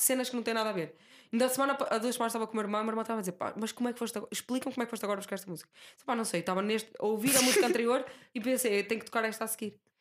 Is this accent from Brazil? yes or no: no; Guimarães, Norte, Portugal; moved away